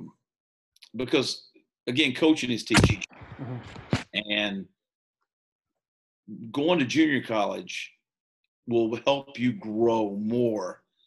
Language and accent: English; Eastern Kentucky, United States; moved away as an adult; growing up in Eastern Kentucky, when I grew up, there was only two things to do. You know, you either left or you worked in a coal mine. So I chose to leave